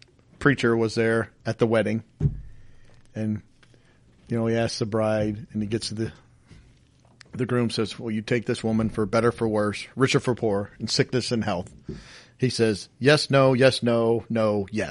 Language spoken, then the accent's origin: English; the North, United States; I always said creek, and I'm from the North